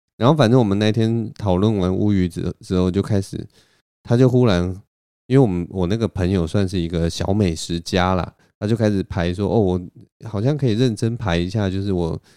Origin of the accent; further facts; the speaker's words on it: Taipei, Taiwan; 在我的老家文山区这边